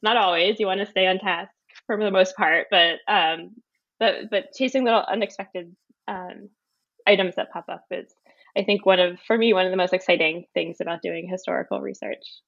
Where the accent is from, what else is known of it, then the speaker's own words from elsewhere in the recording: Philadelphia, Pennsylvania, United States; moved away as an adult; also born or lived in Wellesley, Massachusetts; now in Somerville, United States; I was born in Pennsylvania in the Philadelphia area, and I went to a public high school